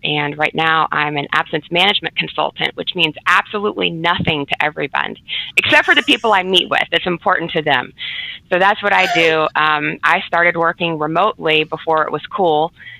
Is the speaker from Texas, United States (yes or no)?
no; Atlanta, Georgia, United States; I'm actually an Atlanta native, born and raised here, and I still have family here. Most of my family is here.